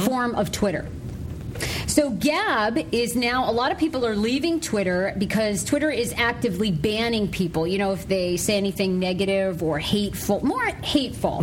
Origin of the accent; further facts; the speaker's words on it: Maine, United States; moved away; my home state of Maine